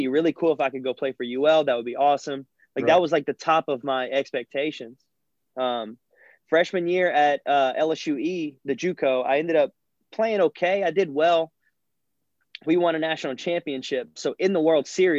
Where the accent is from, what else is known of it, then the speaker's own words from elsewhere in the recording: South Louisiana, United States; as a kid growing up in South Louisiana